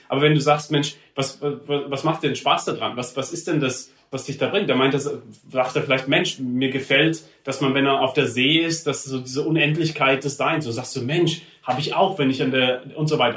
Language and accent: German; Heidelberg, Baden-Württemberg, Germany; ich bin in Heidelberg aufgewachsen, im Süden